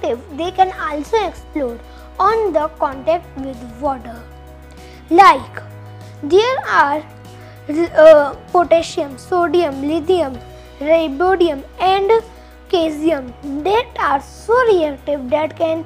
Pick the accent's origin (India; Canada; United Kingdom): India; from India